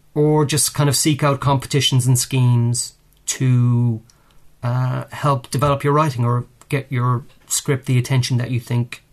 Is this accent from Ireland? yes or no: yes; Ireland; moved away as an adult; now in United Kingdom; I mean, I came over from Ireland in 1994, and I started temping in the media here, which was pretty easy to do, I found.